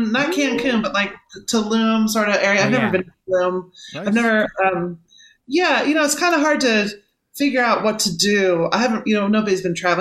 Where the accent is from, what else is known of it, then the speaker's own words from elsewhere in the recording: Manhattan, Kansas, United States; I grew up in Manhattan, Kansas